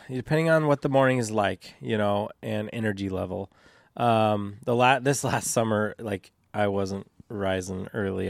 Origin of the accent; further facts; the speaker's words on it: St. Helens, Oregon, United States; I grew up in Saint Helens